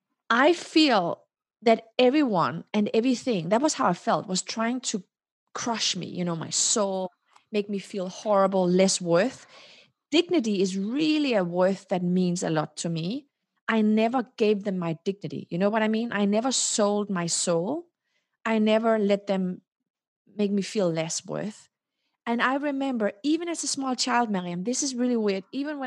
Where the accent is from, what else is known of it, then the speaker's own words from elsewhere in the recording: Denmark; also born or lived in Morocco; And then in 1975, when I was born in December, there was a social unrest in Morocco, and my mom and dad decided shortly after I was born to return to Denmark.